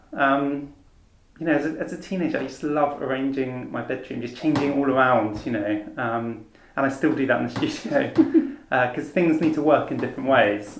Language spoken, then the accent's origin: English; Falmouth, South West England, United Kingdom; growing up in Falmouth, I was lucky enough to have a really good art school